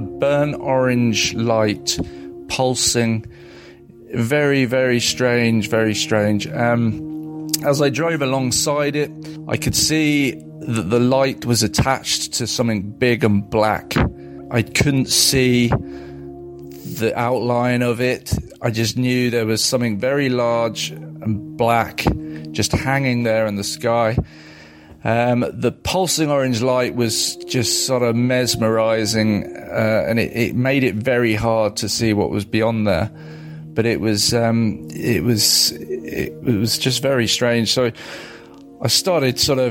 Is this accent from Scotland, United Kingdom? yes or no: no; Surrey, South East England, United Kingdom; the little village that I grew up